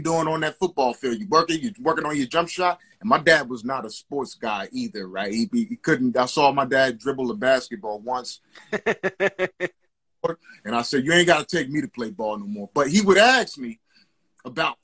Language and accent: English; New Jersey, United States; I'm from Jersey